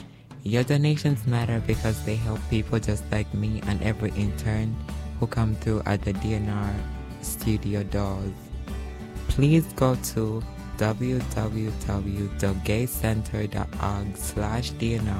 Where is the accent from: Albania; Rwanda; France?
Rwanda; moved away as an adult; now in New York, United States; I'm originally from Rwanda, which is in Africa. I went through a lot growing up as a transgender woman in Africa until I moved in New York